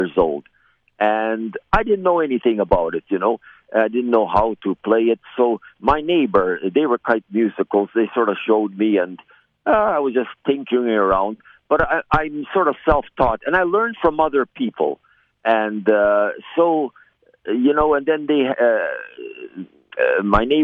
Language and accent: English; Cooks Creek, Manitoba, Canada; also born or lived in Selkirk, Manitoba / Highland Glen, Manitoba; I grew up around the Cooks Creek area. And I was born in Selkirk, Manitoba